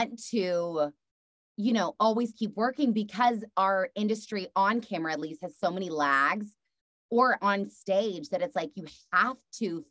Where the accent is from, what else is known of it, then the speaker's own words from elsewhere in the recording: Texas, United States; being from the South and being a Texas girl